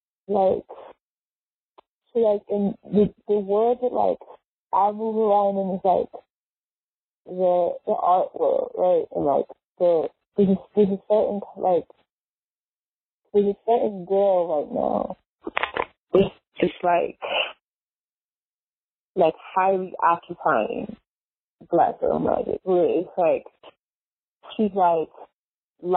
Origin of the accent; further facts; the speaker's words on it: New York, United States; I'm from New York